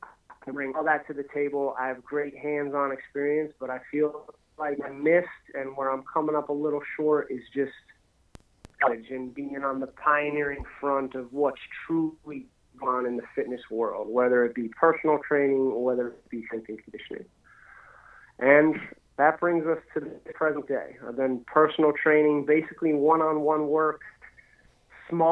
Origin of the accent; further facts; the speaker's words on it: Pennsylvania, United States; moved away as an adult; also born or lived in Aberdeen, South Dakota; I'm from Pennsylvania originally